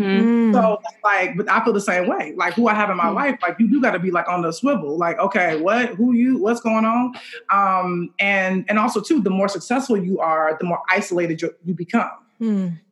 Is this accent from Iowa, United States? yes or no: no; Chicago, Illinois, United States; I'm from Chicago